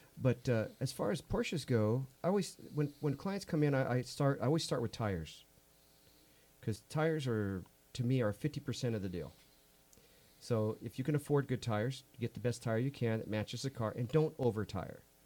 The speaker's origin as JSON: {"language": "English", "town": "South Gate", "region": "California", "country": "United States", "tie": "born or raised there", "said": "I grew up in Southgate"}